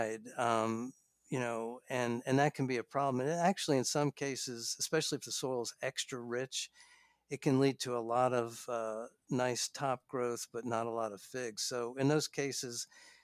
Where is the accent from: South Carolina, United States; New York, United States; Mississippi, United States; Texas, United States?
New York, United States; moved away; I grew up in New York